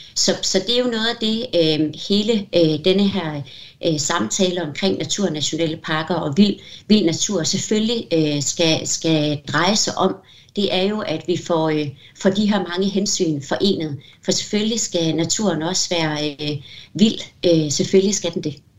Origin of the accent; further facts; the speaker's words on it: Denmark; vi er så mange danskere